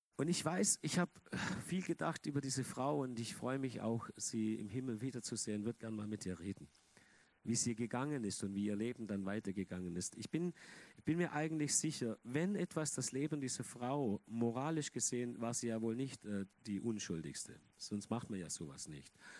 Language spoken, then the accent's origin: German; Germany; Die evangelische Kirche bei uns in Deutschland